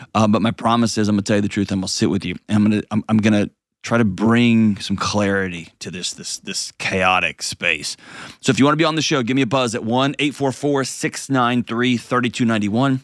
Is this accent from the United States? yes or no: yes; Houston, Texas, United States; my hometown, the great and powerful Houston, Texas